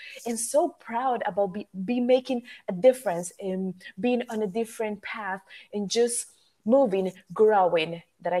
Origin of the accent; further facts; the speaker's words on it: Costa Rica; English is a second language; moved away; also born or lived in United States; I'm originally from Costa Rica, but I lived in the United States for a long time